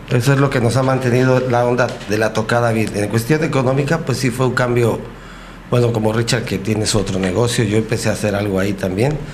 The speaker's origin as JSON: {"language": "Spanish", "town": "Ecatepec", "region": "State of Mexico", "country": "Mexico", "tie": "born or raised there", "moved": "as an adult", "lives_now": "Huatulco, Mexico", "said": "yo vivía en una especie de Cartolandia en Ecatepec."}